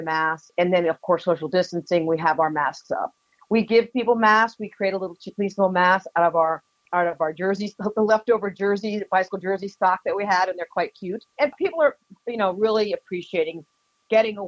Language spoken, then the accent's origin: English; Keene, New Hampshire, United States; now in Boston, United States; I grew up in Keene, so this has a very strong place in my heart